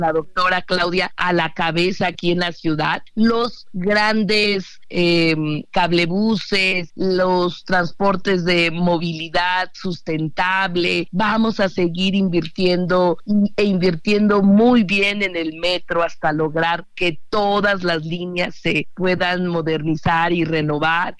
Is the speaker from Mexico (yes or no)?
yes; Mexico City, Mexico; Yo soy orgullosa chilanga